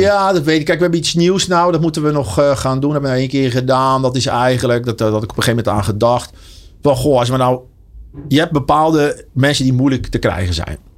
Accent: Enkhuizen, North Holland, Netherlands; moved away as an adult; now in Deurne, Netherlands; ik eh, kom oorspronkelijk uit Enkhuizen

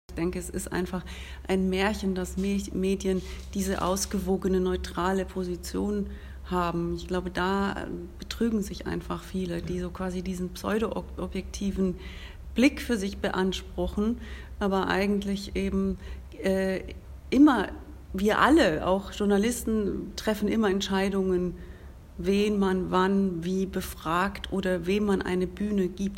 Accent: Switzerland; wir in der Schweiz

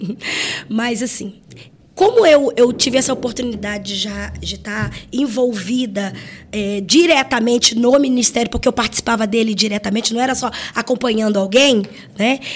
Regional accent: Rio de Janeiro, Brazil; eu sou carioca

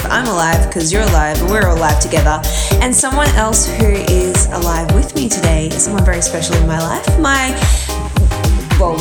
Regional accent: Emerald, Queensland, Australia; we grew up out in country Queensland. So I grew up in Emerald

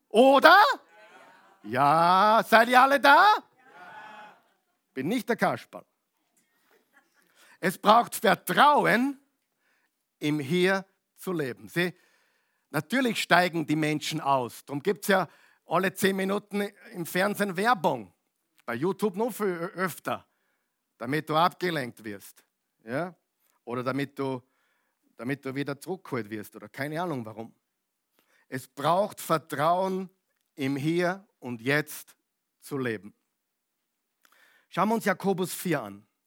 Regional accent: Upper Austria, Austria; also born or lived in United States; now in Vienna, Austria; da sind wir jetzt seit 25 Jahren da, als echter Oberösterreicher, von Amerika gekommen, Oberösterreich und jetzt sind wir eben in Wien.

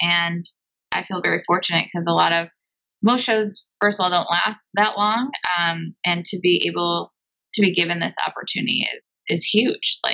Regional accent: Bloomfield Hills, Michigan, United States; moved away as an adult; now in Los Angeles, United States; I'm from Michigan, from Bluefield Hills, Michigan

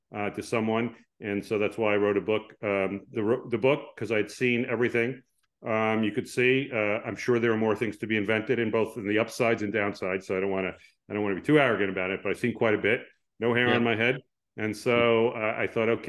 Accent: East Coast of the United States, United States; moved away as an adult; also born or lived in Chicago; now in Palo Alto, United States; I'm actually originally from the East Coast of the United States

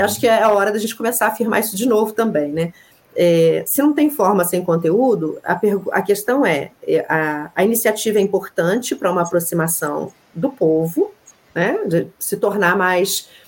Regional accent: Rio de Janeiro, Brazil; also born or lived in Minas Gerais; now in Juiz de Fora, Brazil; eu sou cria de Realengo

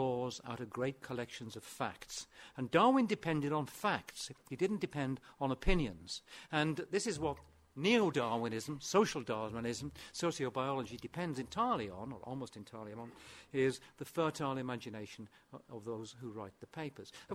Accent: Aberystwyth, Wales, United Kingdom; born or raised there; first language Welsh; English is a second language

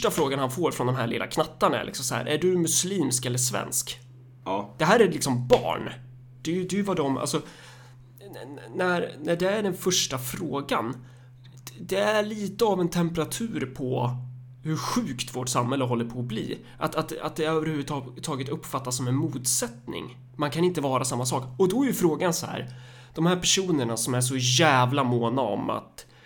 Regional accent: Sweden; Alltså hur det söndrar oss som, som liksom svenskar.

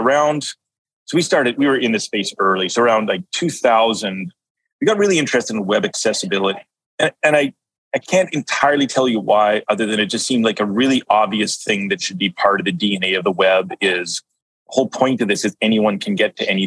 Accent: Canada; I'm from Canada here

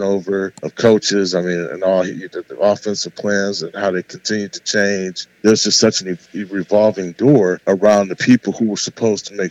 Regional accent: Cleveland, Ohio, United States; now in Houston, United States; I'm from Cleveland. I'm from the big city.

